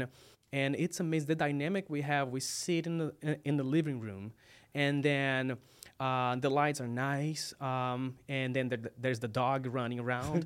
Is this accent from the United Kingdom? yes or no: no; Brazil; English is a second language; moved away as an adult; now in United States; I'm from Brazil. This is you know sometimes people see me stumbling about you know some words because English is my second language.